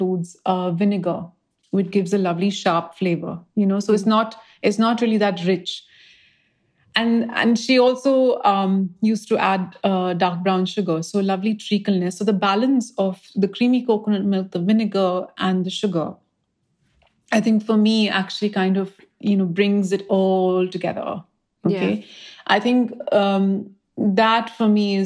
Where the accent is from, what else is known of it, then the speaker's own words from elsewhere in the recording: India; moved away; when I was growing up in India